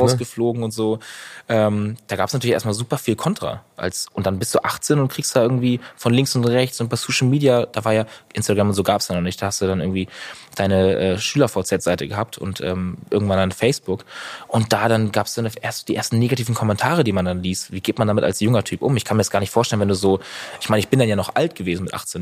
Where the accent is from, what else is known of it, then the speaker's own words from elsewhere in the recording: Northern Germany, Germany; Norddeutschland ist einfach meine Heimat. Ich liebe das Meer. Ich liebe die Ostsee. Ich bin da groß geworden